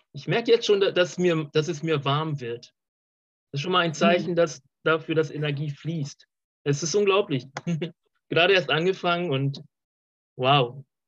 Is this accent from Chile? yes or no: no; Colombia; moved away; ich komme aus, äh, auch aus Südamerika, aus Kolumbien